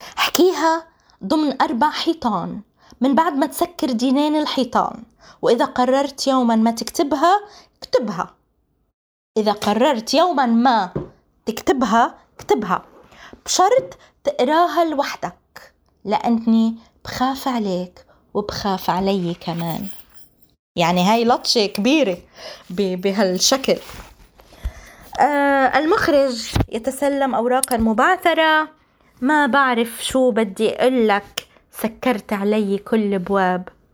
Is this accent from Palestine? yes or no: yes; Palestine; أنا مش بس فلسطيني أنا فلسطيني ونص